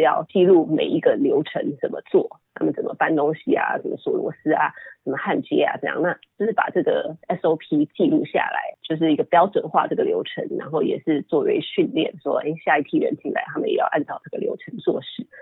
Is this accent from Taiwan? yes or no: yes; Taiwan; moved away as an adult; also born or lived in Puerto Rico / United States; 后来搬到台湾的时候，我，呃，直接上小学四年级